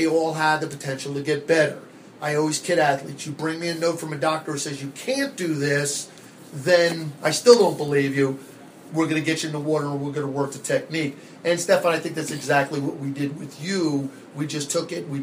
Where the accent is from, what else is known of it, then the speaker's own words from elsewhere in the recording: New Jersey, United States; now in Arizona, United States; Growing up in New Jersey, probably could tell by the way I talk, I am not from Arizona. I am a Jersey born and bred.